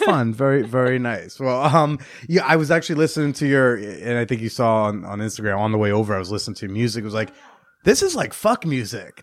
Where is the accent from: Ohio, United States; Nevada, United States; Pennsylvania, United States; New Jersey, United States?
New Jersey, United States; now in New York, United States; I grew up in North Jersey.